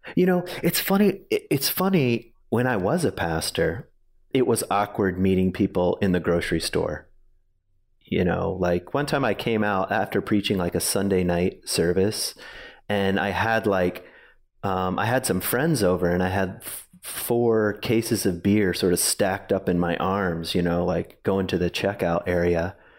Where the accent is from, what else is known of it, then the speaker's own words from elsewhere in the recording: Virginia, United States; also born or lived in Grand Rapids, Michigan; now in Ada, United States; I grew up in Virginia